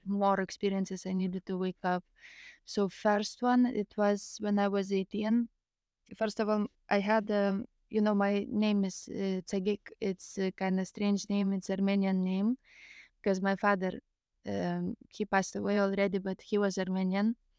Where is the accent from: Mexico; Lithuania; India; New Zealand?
Lithuania; English is a second language; also born or lived in Greece; I'm from Lithuania